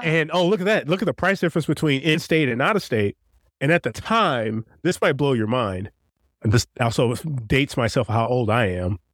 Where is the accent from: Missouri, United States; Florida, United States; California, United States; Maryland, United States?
Missouri, United States; St. Louis; born and raised in Saint Louis